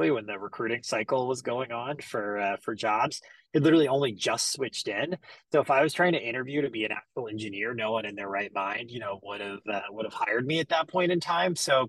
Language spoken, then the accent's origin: English; Greenville, South Carolina, United States; I'm originally from Greenville, South Carolina. So born and raised down there.